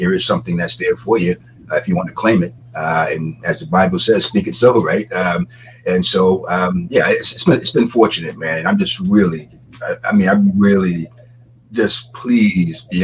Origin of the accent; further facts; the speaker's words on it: Jacksonville, Florida, United States; I grew up in Jacksonville, Florida.